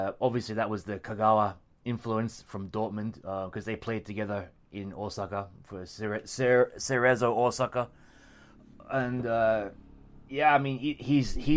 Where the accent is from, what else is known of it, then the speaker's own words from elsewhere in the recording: Australia; moved away as an adult; now in Japan; I've been in Japan for 16 years now. Via Australia. My father's Cumbrian, actually. But I'm Australian.